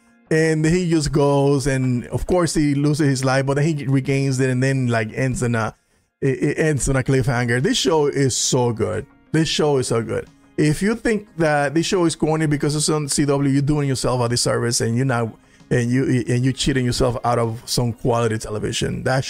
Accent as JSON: {"language": "English", "town": "Corona", "region": "California", "country": "United States", "tie": "born or raised there", "said": "I went to school with Superman. He's from my hometown. Oh, really? Corona, California."}